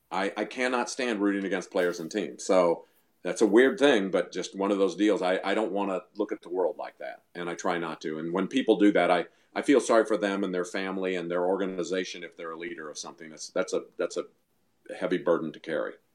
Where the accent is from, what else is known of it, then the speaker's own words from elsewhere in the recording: Missouri, United States; moved away; we moved back to Missouri. We're from Missouri originally